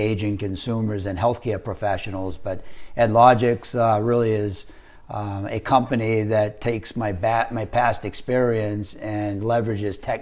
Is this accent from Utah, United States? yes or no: no; Maine, United States; moved away as an adult; also born or lived in Rhode Island / Philadelphia / South Carolina / Virginia; I grew up in Maine, went to the University of Rhode Island